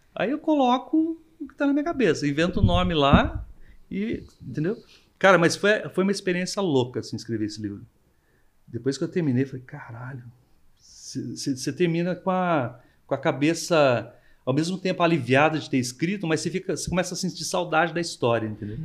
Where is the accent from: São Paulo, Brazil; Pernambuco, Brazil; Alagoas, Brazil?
São Paulo, Brazil; Monteiro Lobato; quando eu era criança, eu morava em Monteiro, Monteiro Lobato